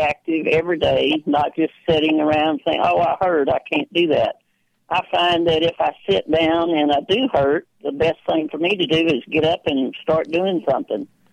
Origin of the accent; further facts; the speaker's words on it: Texas, United States; I was born and raised in Texas